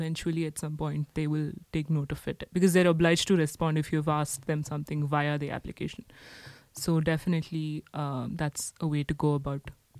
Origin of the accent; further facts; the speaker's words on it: India; now in Paris, France; as an Indian citizen